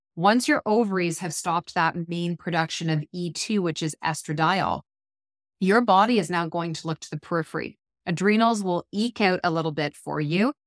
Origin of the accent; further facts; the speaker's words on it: Ontario, Canada; moved away as an adult; now in British Columbia, Canada; We are, we're from Ontario and Canada. We live in B C, and we're heading home for ten days for Christmas